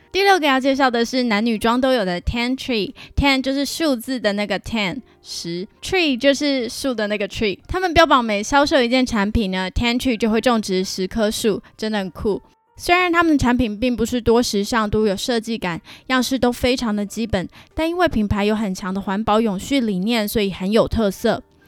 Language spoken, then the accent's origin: Chinese; Pingtung County, Taiwan; moved away as an adult; also born or lived in Hsinchu, Taiwan; now in Vancouver, Canada; 搬来加拿大前，我要从租屋处新竹搬回老家屏东